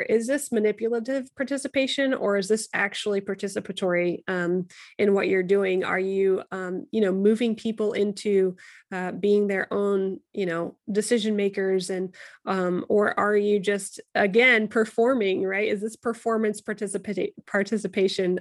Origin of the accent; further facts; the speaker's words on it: United States; we're both white, we're both American